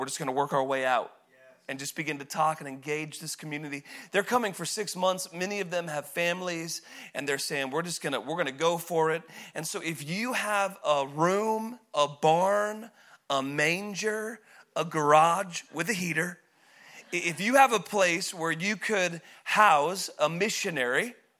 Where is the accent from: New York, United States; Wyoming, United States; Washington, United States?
Washington, United States; Woodland; So I grew up in Woodland. I was supposed to be here.